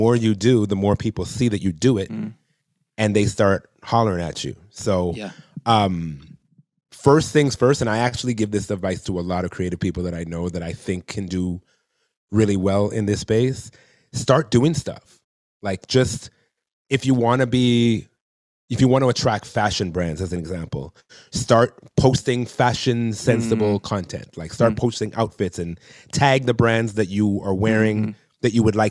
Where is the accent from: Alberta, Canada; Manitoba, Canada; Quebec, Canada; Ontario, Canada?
Ontario, Canada; Toronto; I'm from Toronto